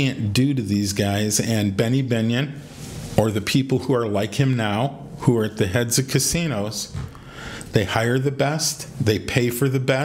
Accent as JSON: {"language": "English", "town": "Detroit", "region": "Michigan", "country": "United States", "said": "I'm from Detroit"}